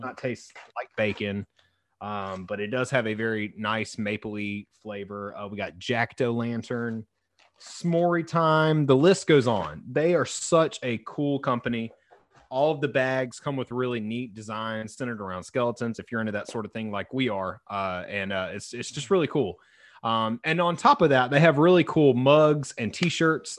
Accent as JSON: {"language": "English", "region": "the South", "country": "United States", "tie": "born or raised there", "said": "I was raised in the South"}